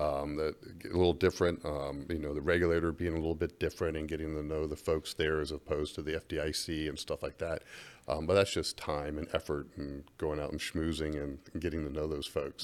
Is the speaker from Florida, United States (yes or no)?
yes; Gainesville, Florida, United States; moved away; growing up in Gainesville, Florida